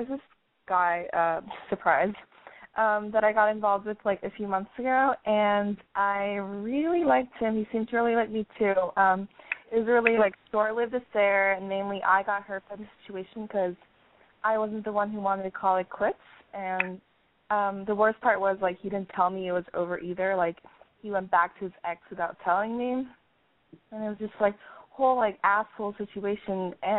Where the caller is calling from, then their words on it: New York, United States; I live in New York.